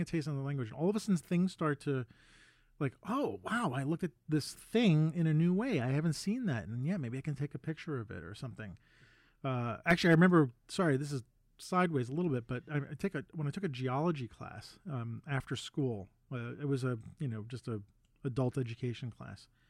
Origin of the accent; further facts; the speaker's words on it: New York City, New York, United States; I grew up in Manhattan